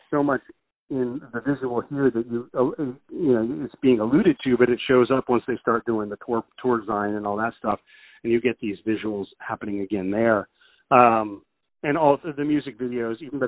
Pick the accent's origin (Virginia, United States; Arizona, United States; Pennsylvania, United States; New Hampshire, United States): Virginia, United States; Yorktown; growing up in Hand Roads, Virginia, down in Yorktown